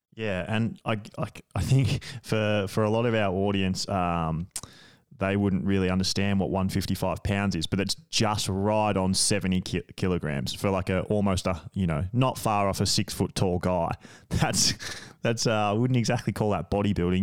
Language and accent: English; Australia; I'm from Australia, and, like, beaches are just a massive part of our culture